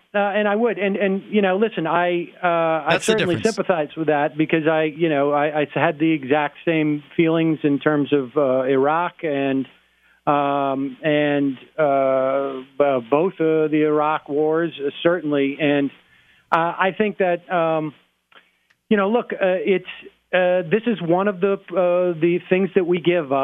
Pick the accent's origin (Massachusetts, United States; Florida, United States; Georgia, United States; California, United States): Massachusetts, United States; Worcester; I grew up in Worcester